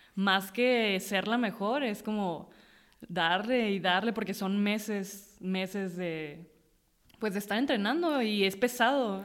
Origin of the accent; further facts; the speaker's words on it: Mexicali, Baja California, Mexico; also born or lived in Tijuana / Rosarito; soy de Mexicali porque ahí crecí o tengo la mayoría de mis, de mi memoria o mis recuerdos, este, son ahí.